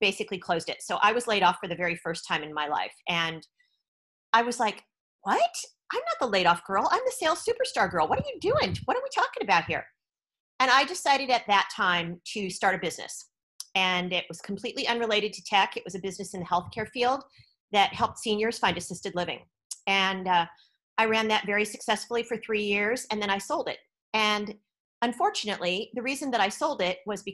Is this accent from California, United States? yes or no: yes; East Bay, San Francisco Bay Area, California, United States; moved away as an adult; also born or lived in Oakland / San Jose / Silicon Valley; now in Thailand; I'm originally from the Bay Area. So I was born in Oakland, right across the bay from San Francisco. And I grew up in the East Bay